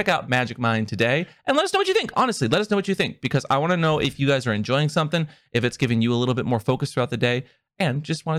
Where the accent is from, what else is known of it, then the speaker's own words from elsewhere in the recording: Seattle, Washington, United States; I grew up in Seattle, and Tacoma's kind of always like a little far out there.